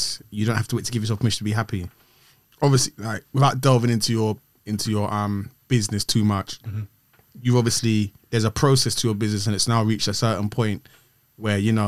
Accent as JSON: {"language": "English", "region": "London", "country": "United Kingdom", "said": "I'm from West"}